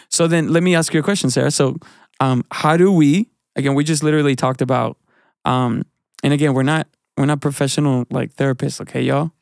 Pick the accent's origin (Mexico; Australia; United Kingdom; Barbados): Mexico; now in United States; I grew up in a, in a culture in, in Mexican church